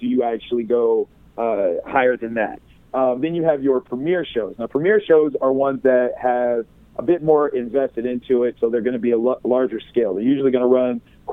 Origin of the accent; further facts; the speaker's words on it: Columbus, Ohio, United States; Wizard World Columbus because that's my hometown